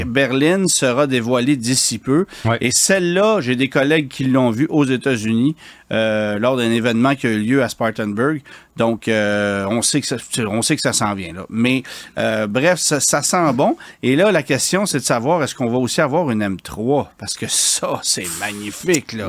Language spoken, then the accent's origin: French; Quebec, Canada; chez nous au Québec